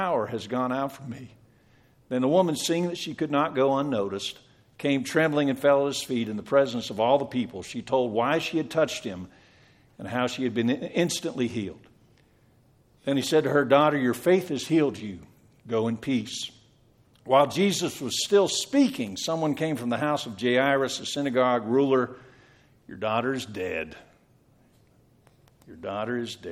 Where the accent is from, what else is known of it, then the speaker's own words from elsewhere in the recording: Western Pennsylvania, United States; moved away; I was raised in Western Pennsylvania